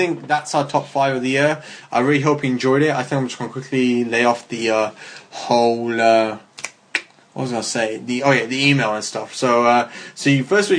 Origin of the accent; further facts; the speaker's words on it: United Kingdom; as a Brit